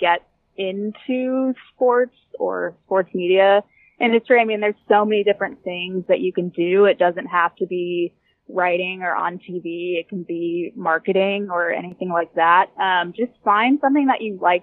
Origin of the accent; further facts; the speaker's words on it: Orlando, Florida, United States; I'm from Orlando